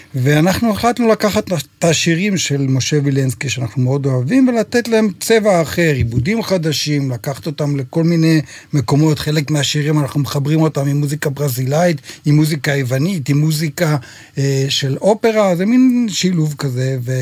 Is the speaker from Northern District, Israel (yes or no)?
yes; Shamir, Northern District, Israel; moved away; גדלתי בקיבוץ, אבא שלי היה מנגן אקורדיון, ועד היום, מדי פעם שאני מגיע לבקר בקיבוץ